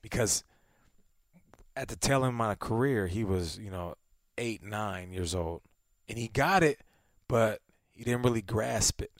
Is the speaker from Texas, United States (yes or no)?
no; Seattle, Washington, United States; now in Arizona, United States; I'm from Seattle